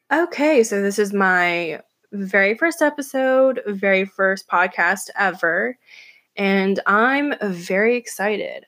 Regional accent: Atlanta, Georgia, United States; moved away as an adult; now in New York City, United States; I was born and raised in Atlanta, Georgia

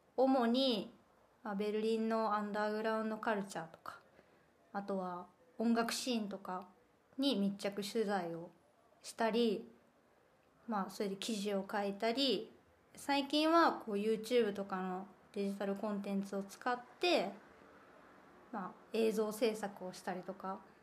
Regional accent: Kansai, Japan; born or raised there; moved away as an adult; also born or lived in Shikoku; now in Berlin, Germany

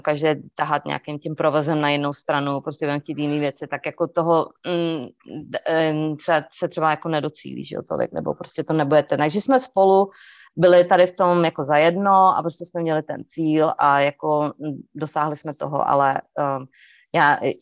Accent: Czechia; moved away as an adult; now in North Carolina, United States; je to naše řeč, že jo, prostě já jsem se tam narodila

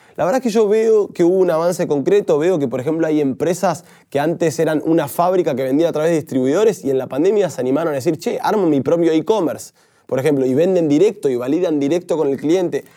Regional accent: Argentina; nosotros creo que como argentinos primero somos muchas veces pesimistas

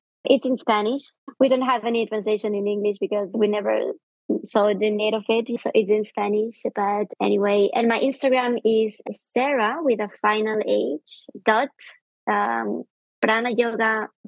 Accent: Andorra; the people who live here or were born here, we are very used to be a separate country

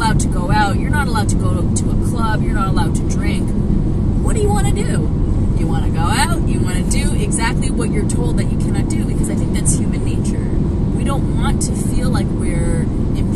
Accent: Toronto, Ontario, Canada; we grew up in Scarborough

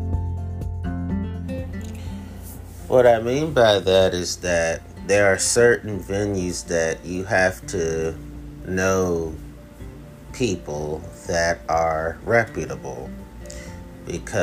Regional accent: Washington, District of Columbia, United States; if I say I'm from Washington, D.C., which I am. I'm a native Washingtonian

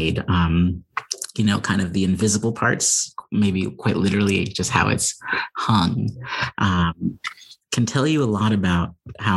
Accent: Pasadena, California, United States; moved away as an adult; also born or lived in Chicago, Illinois; now in Claremont, United States; I was in Altadena and Pasadena, California, where I was born. And so it's a little bit of a homecoming back here to Southern California

